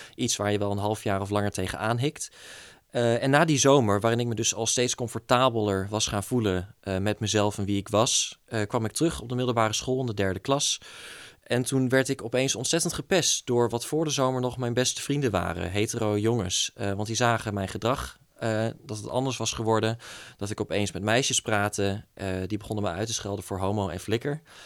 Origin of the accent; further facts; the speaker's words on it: East Groningen, Netherlands; moved away as an adult; now in Groningen, Netherlands; kom oorspronkelijk uit Oost-Groningen. Ehm, daar woon ik tot mijn 18e.